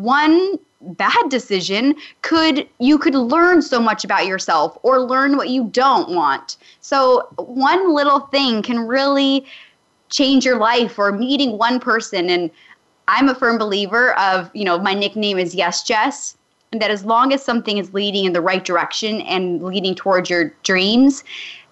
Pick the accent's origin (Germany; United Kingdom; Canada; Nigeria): Canada; Calgary, Alberta; moved away as an adult; I'm a small town girl from Calgary, Alberta, Canada